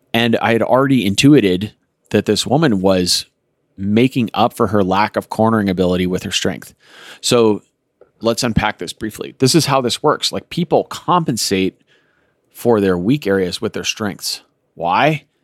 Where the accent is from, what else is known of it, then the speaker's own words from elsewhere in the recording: Colorado, United States; I grew up in Colorado